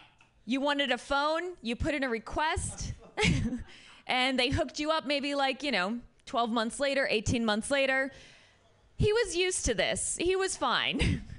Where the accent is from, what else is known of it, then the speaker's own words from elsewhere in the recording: United States; also born or lived in Syria; I'm an American. No one gives a shit about my hymen.